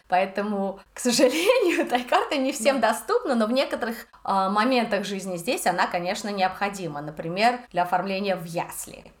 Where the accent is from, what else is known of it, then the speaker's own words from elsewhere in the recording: Russia; moved away as an adult; now in Budapest, Hungary; я из России